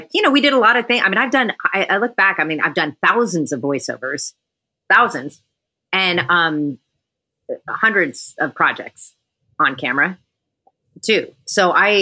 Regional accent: San Francisco, California, United States; I'm a native San Franciscan

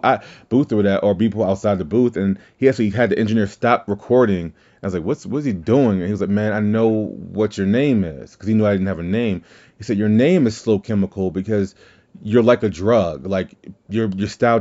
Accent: Deep South, United States; I am from the South, the Deep South.

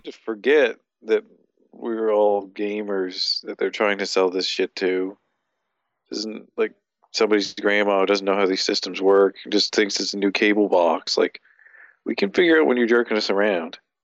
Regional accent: Canada

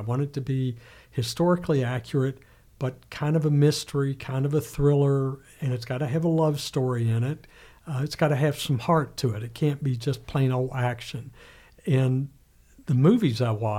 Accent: Lexington, Kentucky, United States; moved away; I grew up in Lexington and worked at the Herald Leader for a while and then, as you said, traveled all over the world

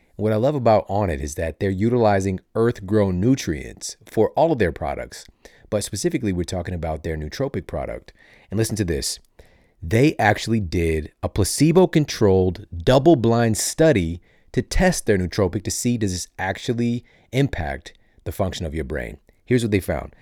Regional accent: St. Louis, Missouri, United States; Growing up in Saint Louis

